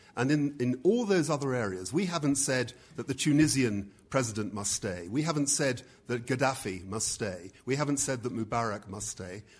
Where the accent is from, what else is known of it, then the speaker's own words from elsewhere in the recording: United Kingdom; I'm a Brit